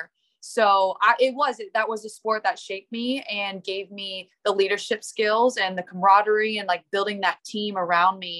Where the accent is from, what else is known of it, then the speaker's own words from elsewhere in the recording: Indiana, United States; moved away as an adult; growing up in Indiana is such a big basketball state